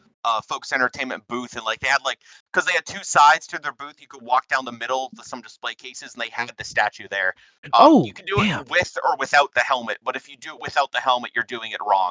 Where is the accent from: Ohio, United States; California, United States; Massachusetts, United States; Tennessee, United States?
Massachusetts, United States; I'm from Massachusetts.